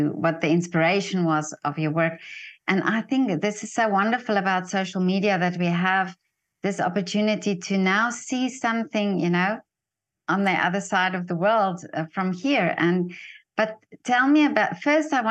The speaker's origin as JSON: {"language": "English", "country": "South Africa", "said": "from South Africa"}